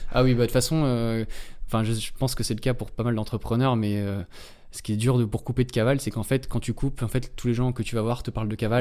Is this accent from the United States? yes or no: no; Antony, Île-de-France, France; chez mes parents, euh, en-, Anthony, euh, dans le, là où j'ai grandi